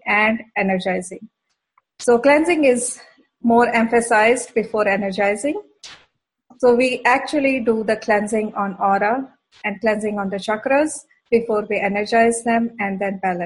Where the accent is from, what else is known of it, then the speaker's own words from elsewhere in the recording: Bhilai, Chhattisgarh, India; moved away as an adult; also born or lived in Middle East; now in Alberta, Canada; I grew up actually in a very small industrial township in center part of India. And that name of the town is called Bhilai Nagar